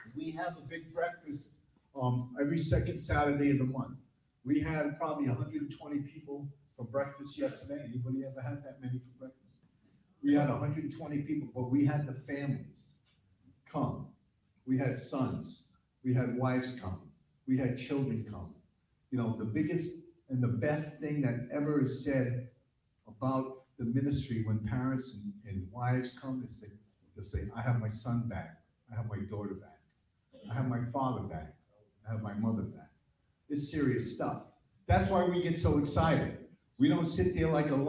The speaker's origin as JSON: {"language": "English", "town": "New London", "region": "Connecticut", "country": "United States", "moved": "yes", "lives_now": "Vermont, United States", "said": "New London, Connecticut. That's where I'm from"}